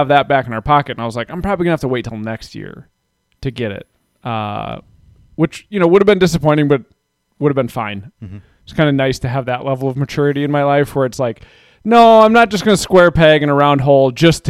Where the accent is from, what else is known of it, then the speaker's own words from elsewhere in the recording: United States; And then I also just like pickups. I'm very American that way.